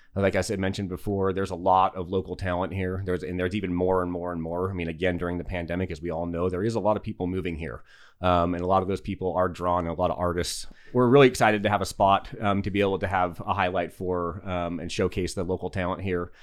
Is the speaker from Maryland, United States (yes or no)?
no; Salt Lake City, Utah, United States; moved away as an adult; also born or lived in Alaska / Los Angeles; now in Yucca Valley, United States; originally, I'm a native to the desert of Utah, so I grew up in Salt Lake City.